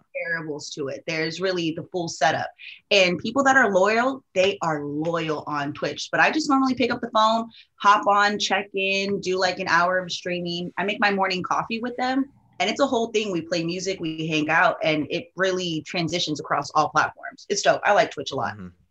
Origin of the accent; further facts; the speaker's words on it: Oahu, Hawaii, United States; I'm from Oahu